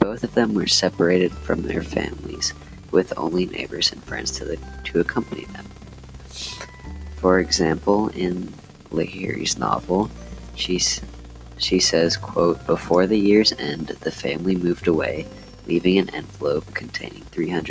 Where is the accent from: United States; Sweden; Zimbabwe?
United States; I was born and raised in America, just like everyone in my family going back to my grandparents, but I can imagine that my great-grandparents, who came from Germany